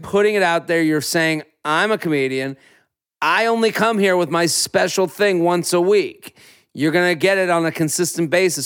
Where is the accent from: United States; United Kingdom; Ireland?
United States; outside of Boston, Massachusetts; now in New York City, United States; I grew up outside of Boston. I live in New York City